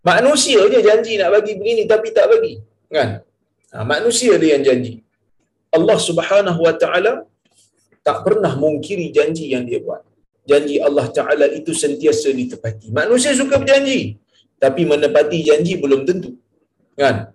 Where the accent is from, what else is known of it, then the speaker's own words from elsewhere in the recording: Perlis, Malaysia; saya daripada Perlis saya datang ah, malam tu saya bermalam di Tanjung Malim